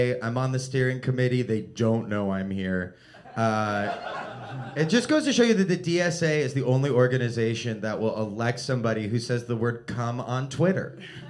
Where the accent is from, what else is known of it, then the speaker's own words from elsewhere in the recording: Los Angeles, California, United States; I am from Los Angeles